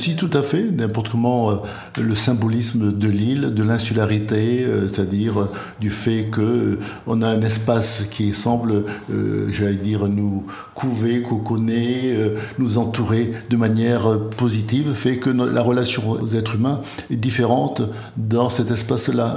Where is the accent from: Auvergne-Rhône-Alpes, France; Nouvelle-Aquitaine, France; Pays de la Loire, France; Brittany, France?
Nouvelle-Aquitaine, France; Béarn; moved away; also born or lived in Martinique / Guadeloupe; je suis originaire du Béarn, mais j'ai vécu euh, plus de 50 ans aux Antilles, à la Martinique et à la Guadeloupe.